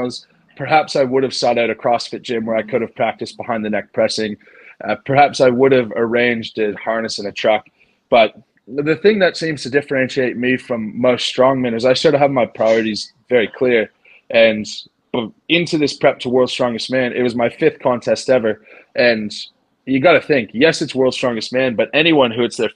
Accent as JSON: {"language": "English", "country": "Canada", "tie": "born or raised there", "moved": "as an adult", "said": "when I moved back to Canada to start the practice"}